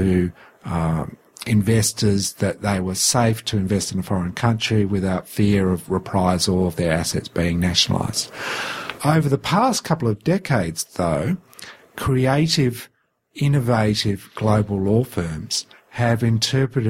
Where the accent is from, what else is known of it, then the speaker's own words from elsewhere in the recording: Australia; As an Australian